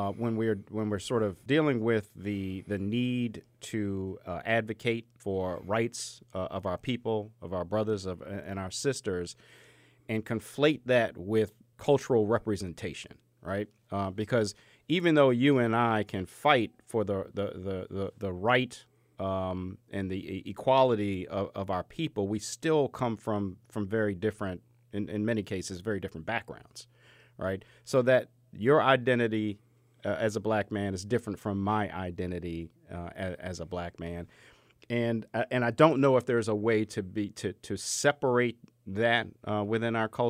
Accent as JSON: {"language": "English", "town": "Baltimore", "region": "Maryland", "country": "United States", "tie": "born or raised there", "said": "When growing up in the Cherry Hill section of Baltimore, Maryland, inner city, Section 8 housing"}